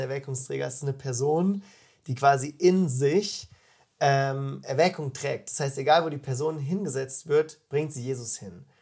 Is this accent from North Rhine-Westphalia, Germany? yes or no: no; Freiburg, Baden-Württemberg, Germany; now in Füssen, Germany; Ich komme aus Freiburg, bin 29 Jahre alt